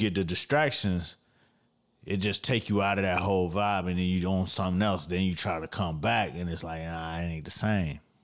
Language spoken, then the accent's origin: English; Miami, Florida, United States; I'm from Miami